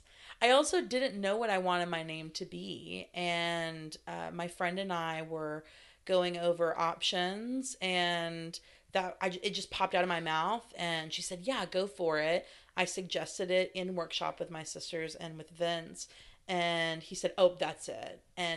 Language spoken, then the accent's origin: English; the South, United States; So growing up in the South, that was a phrase in regards to being a crybaby or being a whiner.